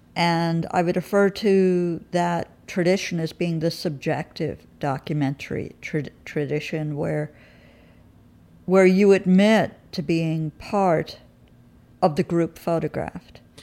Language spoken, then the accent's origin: English; New York, United States; also born or lived in England; as a true New Yorker